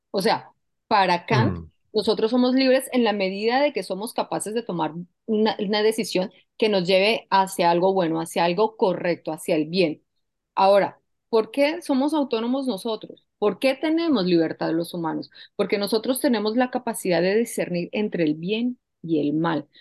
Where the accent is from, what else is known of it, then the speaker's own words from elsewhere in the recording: Colombia; moved away; yo soy colombiana y yo vengo, yo vengo de un país donde yo he vivido la violencia